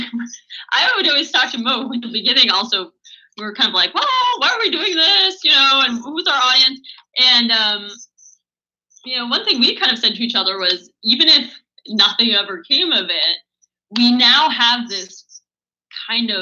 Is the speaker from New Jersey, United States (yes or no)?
yes; New Jersey, United States; my home state of New Jersey